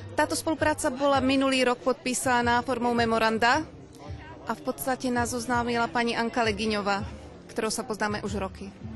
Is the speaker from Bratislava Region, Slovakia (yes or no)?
no; Ružomberok, Žilina Region, Slovakia; Všetci slovenskí umelci, ktorí sme sem teraz prišli, sme z Ružomberka a z blízkych obcí